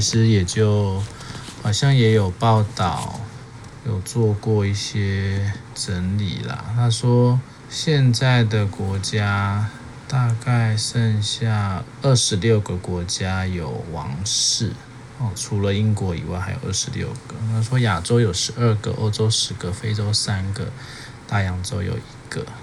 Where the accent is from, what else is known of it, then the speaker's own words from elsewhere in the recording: Taiwan; 就我们华人或者是我们台湾人啊